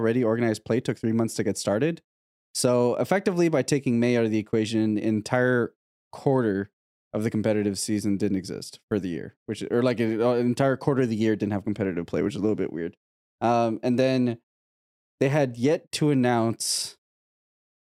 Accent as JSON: {"language": "English", "country": "Canada", "said": "as a Canadian"}